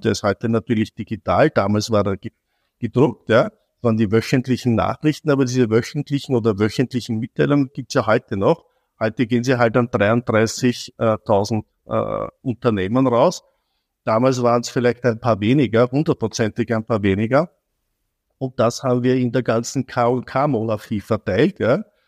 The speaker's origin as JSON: {"language": "German", "region": "Vienna", "country": "Austria", "tie": "born or raised there", "said": "ich bin als Jüngster im Bunde, also von Vieren bin ich äh, wie meine Eltern äh, und meine Geschwister aus São Paulo retour gekommen, sind in Wien zurechtgekommen"}